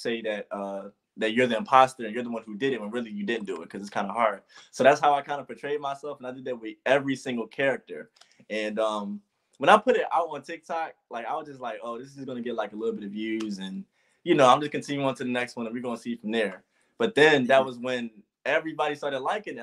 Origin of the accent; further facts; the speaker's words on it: Philadelphia, Pennsylvania, United States; I am from Philadelphia